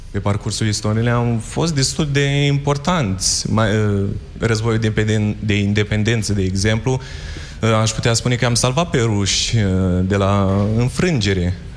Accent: Suceava County, Romania; din județul Suceava

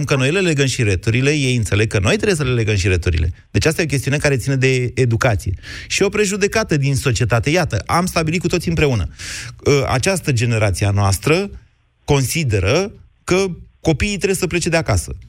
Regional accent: Romania; sunt din România.

